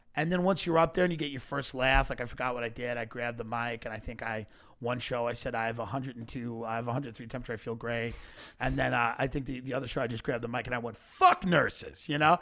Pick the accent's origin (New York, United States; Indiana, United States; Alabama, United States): New York, United States; Long Island; I grew up on Long Island